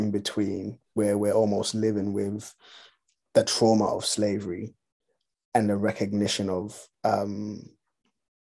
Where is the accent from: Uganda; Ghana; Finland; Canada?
Ghana; I was born in Ghana, and for all I know, all of my like people that came before me, immediately before me, were all born and raised in Ghana.